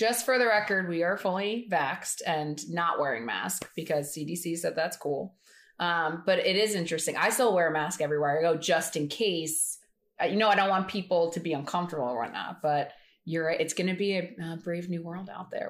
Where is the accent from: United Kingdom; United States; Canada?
United States; Philadelphia, Pennsylvania; accent: Philly